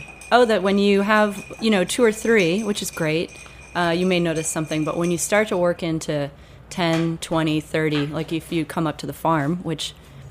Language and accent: English; New England, United States; But you know, I'm from New England, so some of the traditions that we find we have, which we think are so interesting and new, are really just like Scottish or British traditions.